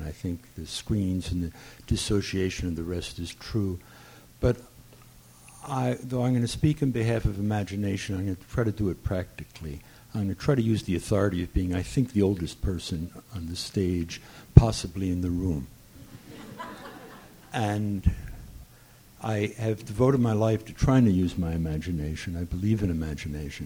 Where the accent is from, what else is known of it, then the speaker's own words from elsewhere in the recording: New Jersey, United States; I grew up in New Jersey near Fort Monmouth